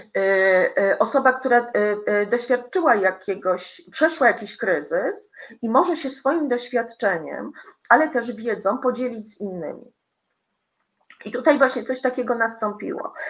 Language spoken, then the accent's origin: Polish; Poland; moved away as an adult; also born or lived in Greece / Italy; uciekłam, y, z Polski, y, w osiemdziesiątym chyba siódmym roku, y, m, byłam emigrantką